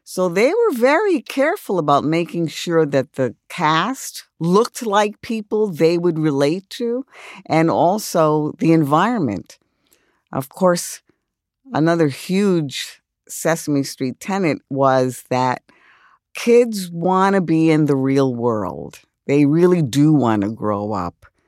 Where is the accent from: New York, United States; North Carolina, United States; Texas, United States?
New York, United States; New York City; I grew up in the South Bronx.